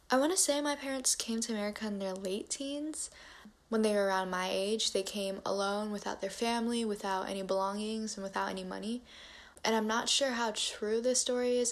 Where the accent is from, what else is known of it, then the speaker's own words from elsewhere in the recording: United States; I grew up in a very white part of my city as an Asian American